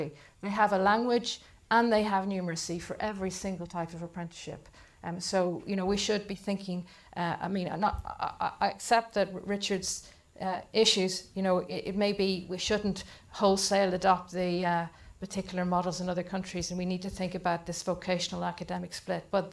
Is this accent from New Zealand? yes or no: no; Ireland; I'm from Ireland. Everybody stays in school till they're 18, and we do the Leaving Certificate